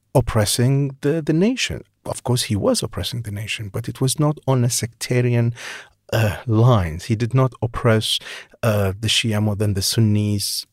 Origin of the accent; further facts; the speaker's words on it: Baghdad, Baghdad Governorate, Iraq; moved away as an adult; I grew up in Baghdad. I rarely left the city. For twenty-eight years, I was basically, you know, stuck in the city